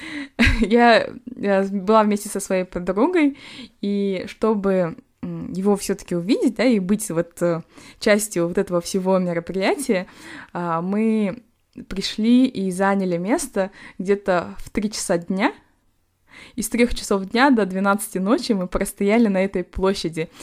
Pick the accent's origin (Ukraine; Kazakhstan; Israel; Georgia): Kazakhstan; Temirtau, Karaganda Region; now in London, United Kingdom; с Тимиртау, э, город вот откуда я родом